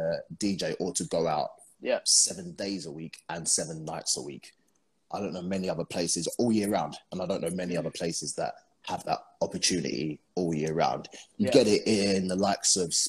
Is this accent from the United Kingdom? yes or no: yes; London, United Kingdom; moved away as an adult; now in Dubai, United Arab Emirates; I'm from London